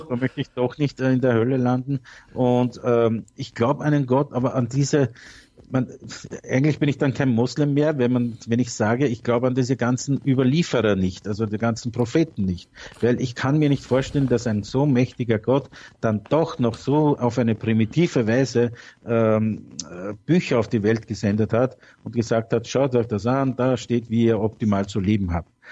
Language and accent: German; Austria; also born or lived in Turkey; ich bin jetzt 48 Jahre, drei Jahre äh, bin ich eingereist